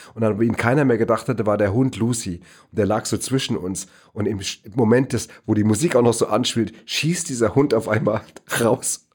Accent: Neu-Isenburg, Hesse, Germany; im Astoria-Kino in Neu-Isenburg, wo ich groß geworden bin

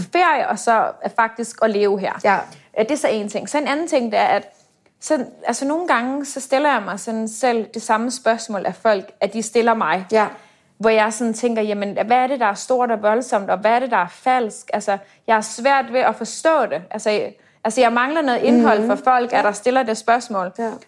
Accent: Denmark; moved away as an adult; now in Dubai, United Arab Emirates; som dansker

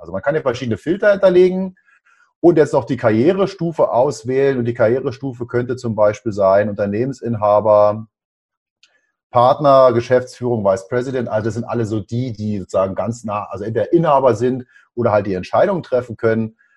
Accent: Berlin, Germany; bin gebürtiger Berliner

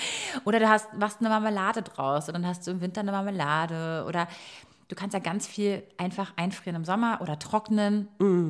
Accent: Croatia; now in Berlin, Germany; Bei uns in Kroatien

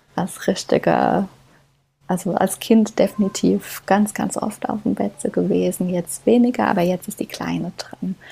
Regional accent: Kaiserslautern, Rhineland-Palatinate, Germany; moved away as an adult; also born or lived in Stuttgart / Frankfurt; gebürtige Lauterin und ja, lebe hier jetzt mit meinem Mann und meiner Tochter schon jahrelang

